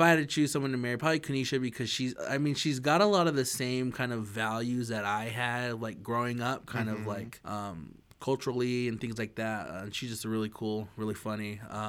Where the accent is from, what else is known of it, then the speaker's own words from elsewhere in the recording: Idaho, United States; I'm from Idaho, but we ain't that redneck